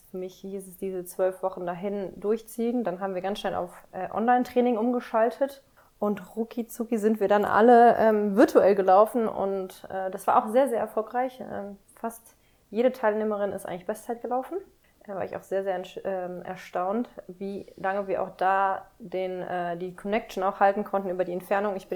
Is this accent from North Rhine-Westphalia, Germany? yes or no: yes; North Rhine-Westphalia, Germany; now in Berlin, Germany; also ich bin in NRW groß geworden, aber habe auch bayerische Wurzeln.